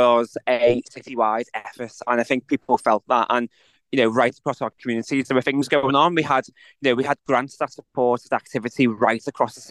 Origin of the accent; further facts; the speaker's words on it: Liverpool, North West England, United Kingdom; as a Scouser